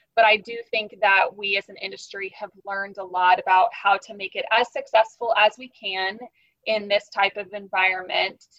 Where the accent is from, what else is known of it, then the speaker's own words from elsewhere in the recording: Kansas, United States; moved away as an adult; also born or lived in Wichita, Kansas; now in St. Petersburg, United States; I am from Kansas, which is smack dab in the middle of the United States. I was born in essentially Kansas City, which is the northeast part of the state